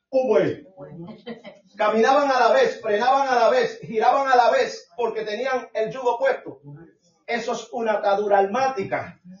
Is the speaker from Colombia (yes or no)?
no; Puerto Rico; Yo soy boricua.